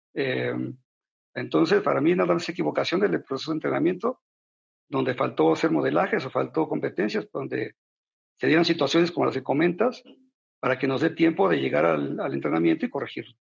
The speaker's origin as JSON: {"language": "Spanish", "country": "Mexico", "said": "como mexicano"}